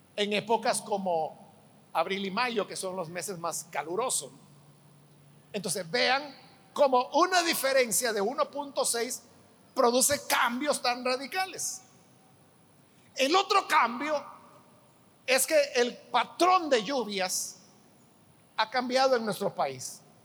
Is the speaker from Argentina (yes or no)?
no; El Salvador; En nuestro país